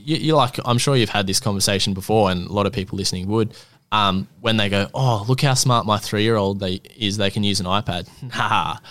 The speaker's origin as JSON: {"language": "English", "town": "Gold Coast", "region": "Queensland", "country": "Australia", "said": "I'm twenty-four, I'm from the Gold Coast"}